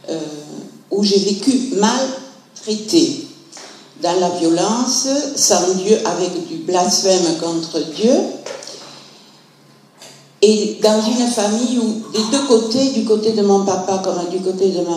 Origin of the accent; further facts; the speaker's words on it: Montpellier, Occitania, France; je suis de Montpellier, je suis retraitée de l'éducation nationale.